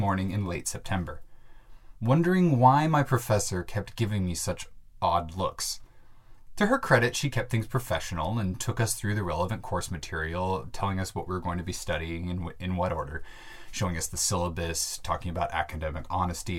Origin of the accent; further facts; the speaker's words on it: Bellingham, Washington, United States; my hometown of Bellingham, Washington